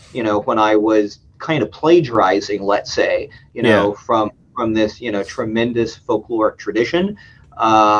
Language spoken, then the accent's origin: English; United States; also born or lived in Finland; I'm an American doing this, right? I mean, I'm not Finnish